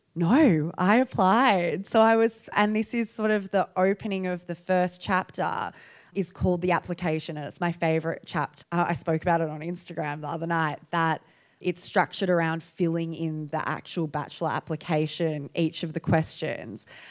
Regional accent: Perth, Western Australia, Australia; I'm from Perth

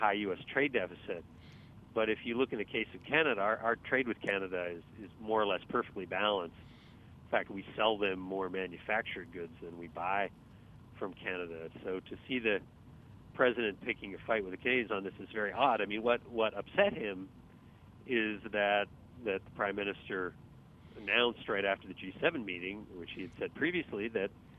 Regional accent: United States; speaking as an American

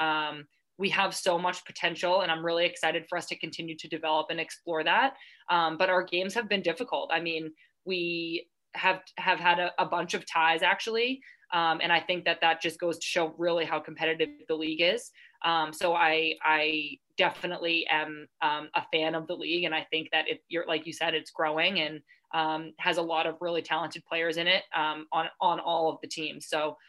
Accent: United States; moved away as an adult; now in England; I'm American

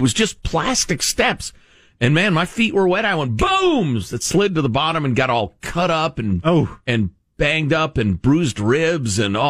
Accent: Chicago suburbs, Illinois, United States; I used to joke growing up in the Chicago suburbs

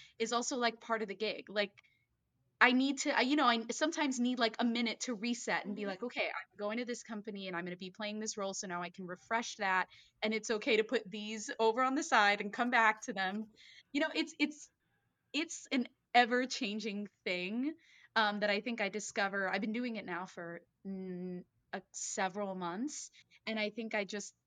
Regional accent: Miami, Florida, United States; moved away as an adult; now in New York, United States; I was born and raised in Miami, Florida

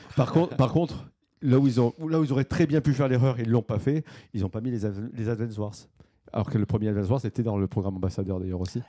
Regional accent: France; chez nous en France

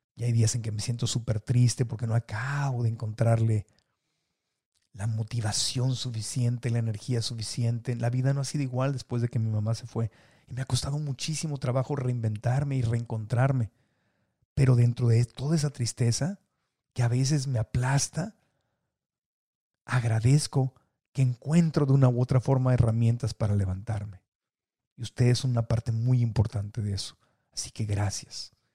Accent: Mexico City, Mexico; also born or lived in Tijuana; la Ciudad de México, donde crecí, nací en Tijuana, pero me llevó de chiquito a la Ciudad de México

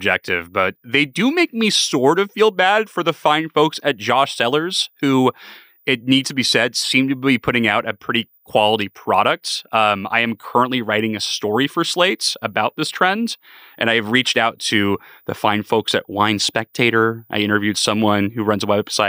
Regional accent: San Diego, California, United States; growing up in San Diego, California, we were more of a yellowtail family

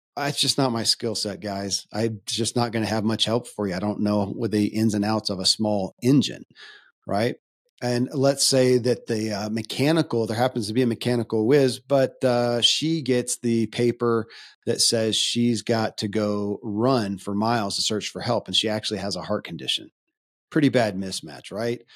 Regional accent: Kentucky, United States; I grew up in Kentucky

